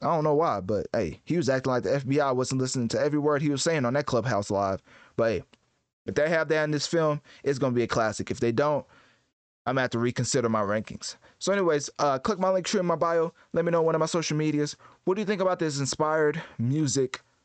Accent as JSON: {"language": "English", "country": "United States", "said": "as an American"}